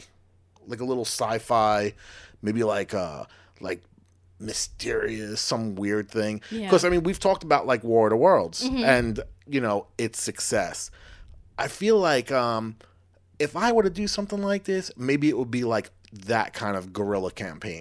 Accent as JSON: {"language": "English", "area": "Long Island", "region": "New York", "country": "United States", "tie": "born or raised there", "said": "growing up in Long Island, like, oh, this is me about a fishing hole and catching some fish with my grandpa's."}